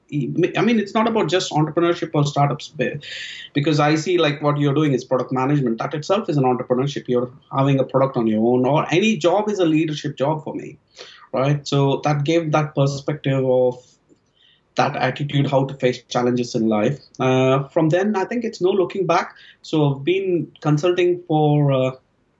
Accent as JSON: {"language": "English", "town": "Belgaum", "region": "Karnataka", "country": "India", "tie": "born or raised there", "also_born_or_lived": "Bangalore / Malaysia / Manchester / London", "moved": "as an adult", "lives_now": "United Kingdom", "said": "born and brought up in Belgaum. It's the northern part of Karnataka"}